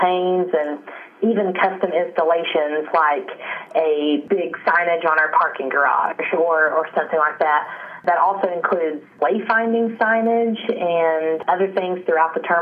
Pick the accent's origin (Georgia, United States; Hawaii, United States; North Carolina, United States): North Carolina, United States; Western; I was born and raised here in the mountains of Western North Carolina, so I'm a native